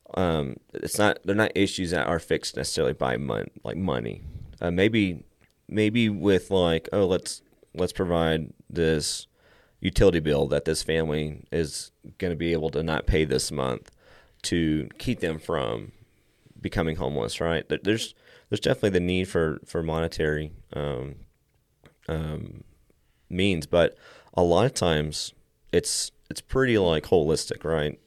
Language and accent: English; Meadow, Texas, United States; also born or lived in Lubbock, Texas; I grew up around here for the most part my entire life.